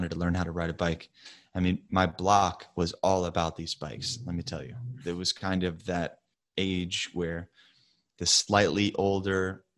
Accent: the South, United States; I grew up in the South

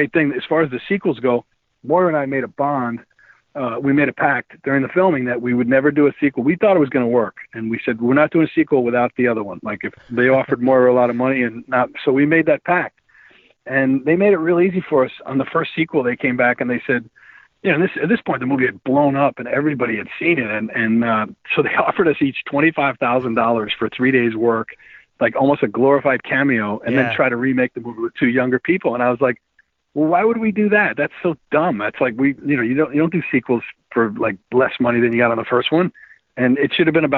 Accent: Long Island, New York, United States; I grew up on Long Island

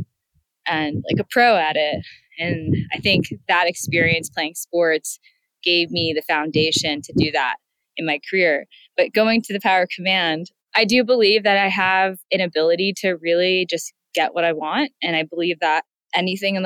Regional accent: San Francisco, California, United States; I grew up in San Francisco

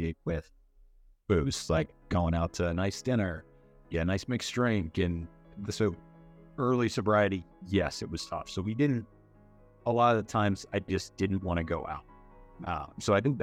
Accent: Spotsylvania, Virginia, United States; moved away; I grew up in Spotsylvania in Virginia

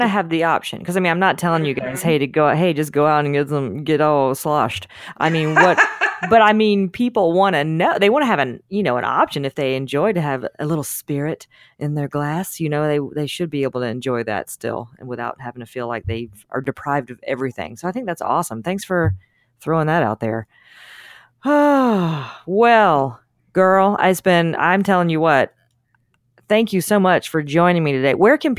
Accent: Deep South, United States; I grew up in the Deep South. God, I was in the Deep South, so we had a lot of soda.

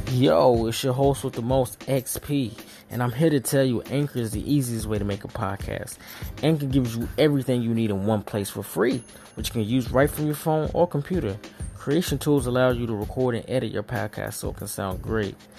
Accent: North Carolina, United States; now in New York City, United States; I'm originally from North Carolina, so I'm not risking going leaving the Big Apple to go back to my little small town

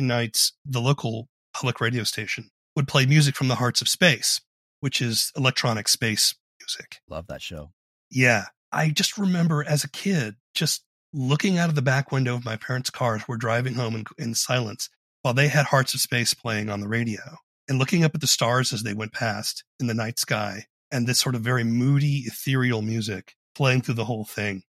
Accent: Charleston, South Carolina, United States; I grew up in Charleston, South Carolina.

